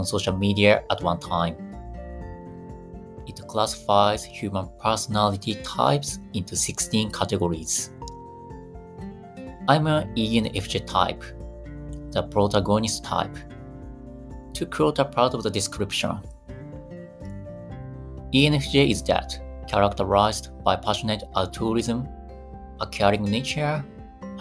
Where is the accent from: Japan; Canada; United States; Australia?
Japan; Fukui; my hometown Fukui